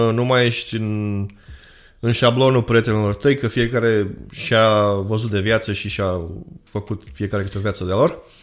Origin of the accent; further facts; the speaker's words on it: Romania; moved away as an adult; now in Canada; în prima instanță suntem români